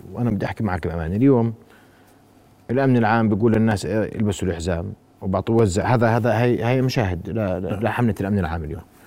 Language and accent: Arabic; Jordan; moved away; also born or lived in Europe; احنا نكون وجه من الاردن